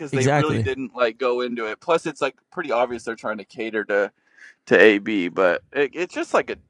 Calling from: Burlingame, California, United States; We are in Burlingame, San Francisco.

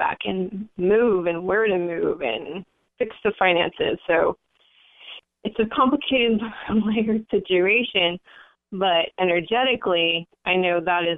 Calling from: San Francisco, California, United States; I'm calling from the San Francisco area.

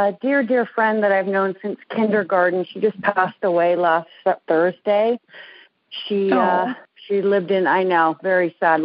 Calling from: Colfax, California, United States; I am calling from Colfax, California.

